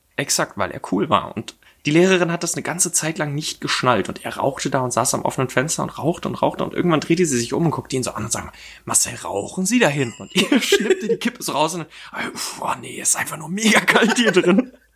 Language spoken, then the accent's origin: German; Dresden, Saxony, Germany; now in Berlin, Germany; ich komme jetzt aus Dresden